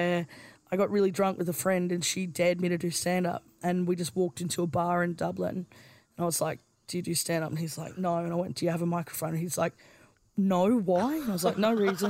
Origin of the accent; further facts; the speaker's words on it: Brisbane, Queensland, Australia; I grew up in Brisbane